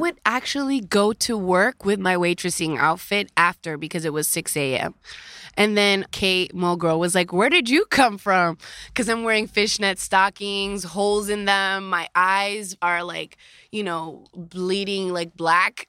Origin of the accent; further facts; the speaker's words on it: Dominican Republic; also born or lived in Queens, New York, United States; now in United States; my mother had me in Queens, right? But then I moved to the Dominican Republic, and I was raised in a third world country. So I was raised in America and in Dominican Republic